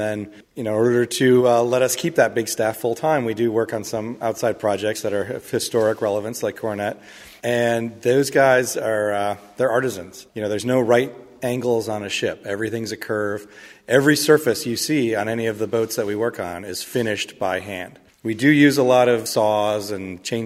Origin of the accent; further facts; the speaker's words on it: Michigan, United States; now in Mystic, United States; My own background is I grew up in Michigan, and as my parents tell me, we were on the Detroit River